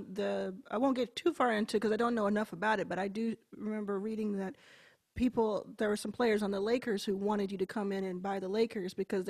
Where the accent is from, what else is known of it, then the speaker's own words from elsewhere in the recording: Dallas, Texas, United States; moved away; I grew up in Dallas